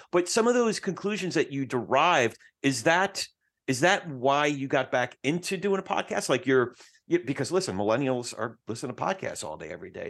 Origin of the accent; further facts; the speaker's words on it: New Jersey, United States; I'm from Jersey, so we don't cuss, we curse